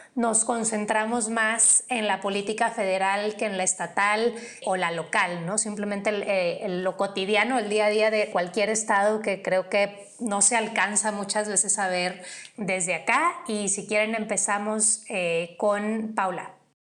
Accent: Monterrey, Nuevo León, Mexico; now in Mexico City, Mexico; yo vengo de Monterrey

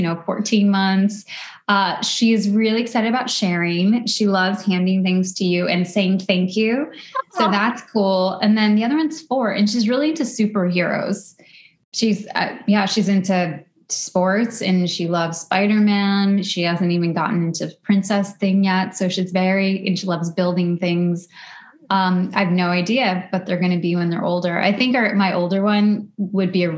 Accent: suburbs of Chicago, Illinois, United States; also born or lived in West Coast; now in New York, United States; I grew up in the suburbs of Chicago. I never lived in Chicago

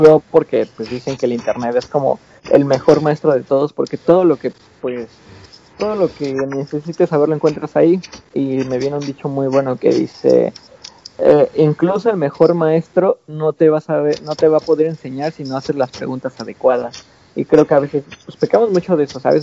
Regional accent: Mexico City, Mexico; moved away; yo también viví eh, pues una buena parte de mi infancia igual en Iztapalapa

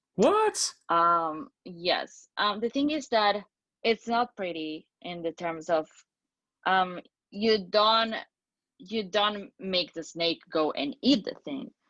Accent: Spain; I'm from Spain

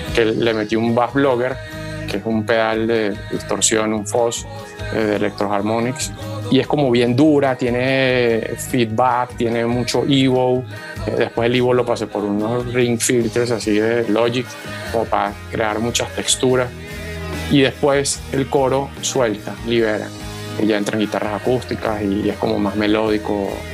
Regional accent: Valle del Cauca, Colombia; moved away; also born or lived in Venezuela; mi tierra natal, o sea, que es el Valle del Cauca

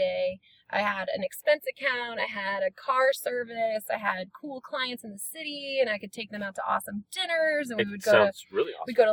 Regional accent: Flower Mound, Texas, United States; I was born and raised in Flower Mound, Texas

